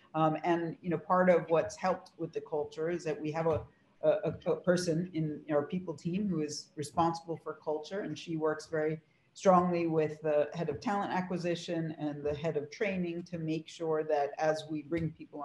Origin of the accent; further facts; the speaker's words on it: Huntington, New York, United States; So I grew up in Huntington, New York, on Long Island. I try to do the accent now and then. Hopefully it's gone for the most part.